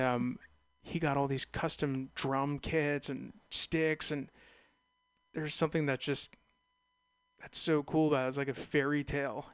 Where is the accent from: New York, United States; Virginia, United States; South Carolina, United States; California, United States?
California, United States; being Californian, being California natives